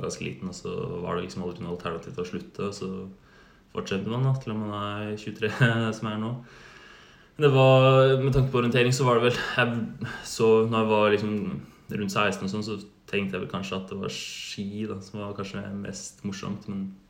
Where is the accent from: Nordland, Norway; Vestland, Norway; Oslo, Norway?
Oslo, Norway; moved away as an adult; now in Uppsala, Sweden; jeg flyttet fra Oslo